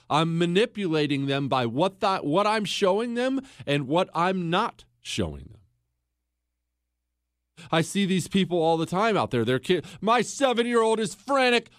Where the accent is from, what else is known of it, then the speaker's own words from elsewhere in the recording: Montana, United States; also born or lived in Ohio; when we moved from Ohio to Montana when I was ten years old